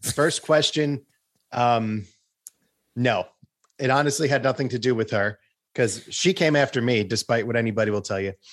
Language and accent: English; Long Island, New York, United States; I'm from Long Island